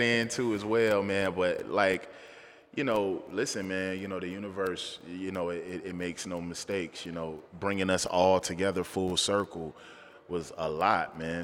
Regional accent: Charlotte, North Carolina, United States; I'm a Charlatine. I was born in Charleston, but, you know, I've been here since I was two, so I'm a Charlatine

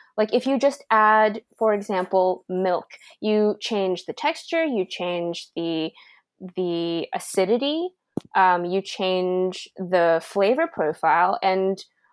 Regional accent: Santa Clarita, California, United States; now in San Diego, United States; my hometown. So I lived in Santa Clarita

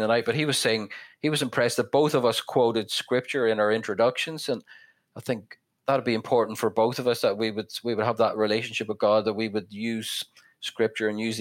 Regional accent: west of Northern Ireland, United Kingdom; now in Belfast, United Kingdom; growing up in the North, I'm from the west of Northern Ireland, it's a very rural place

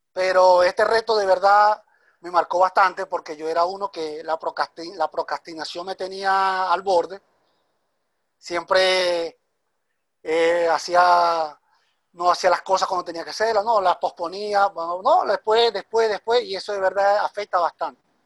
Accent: Venezuela; moved away as an adult; now in Guayaquil, Ecuador; soy de Venezuela. Emigré hace siete meses a la ciudad de Ecuador, Guayaquil.

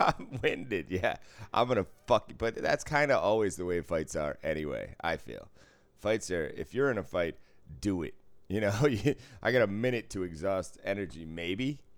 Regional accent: Boston, Massachusetts, United States; moved away; I grew up in Boston driving

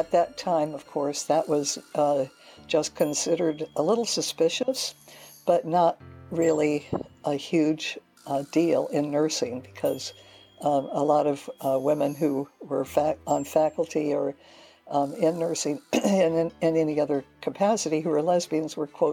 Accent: Hilo, Hawaii, United States; moved away; I grew up in Hilo, Hawaii

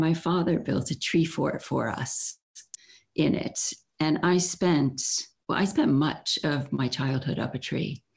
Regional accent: Florida, United States; moved away as an adult; also born or lived in Chicago, Illinois / Gainesville, Florida; now in London, United Kingdom; we moved to Florida when I was six

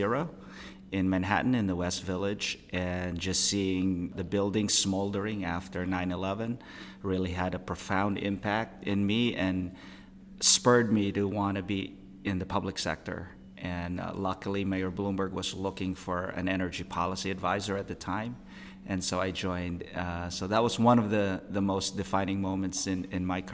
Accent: Philippines; moved away as an adult; also born or lived in Iowa, United States; now in New York, United States; I grew up in the Philippines, did all my schooling there

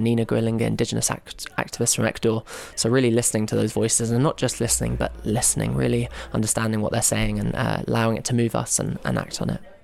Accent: London, United Kingdom; I'm from London, England

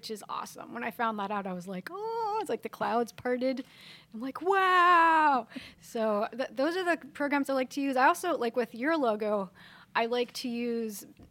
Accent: Pittsburgh, Pennsylvania, United States; moved away as an adult; I'm from Pittsburgh

